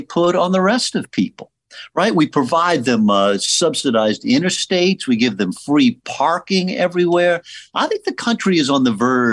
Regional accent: New Orleans, Louisiana, United States; my hometown of New Orleans

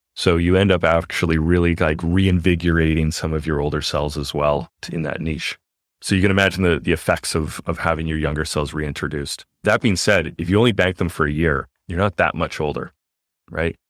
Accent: Canada; moved away; we are from Canada originally

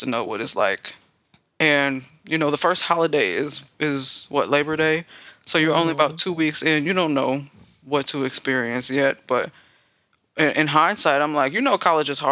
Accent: Aurora, Illinois, United States; moved away as an adult; also born or lived in Des Moines, Iowa; there were a lot of Hispanic folk, Latino folk in my hometown

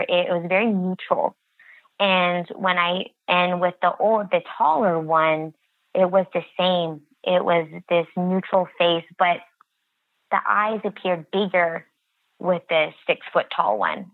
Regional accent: United States; I am Native American and I grew up on the reservation all my life

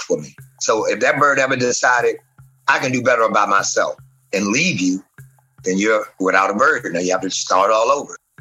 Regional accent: Washington, District of Columbia, United States; I grew up in Southeast DC in some of the roughest, poorest neighborhoods

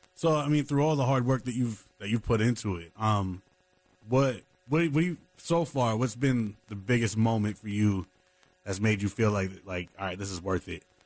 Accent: New York City, New York, United States; now in North Carolina, United States; New York City, my hometown

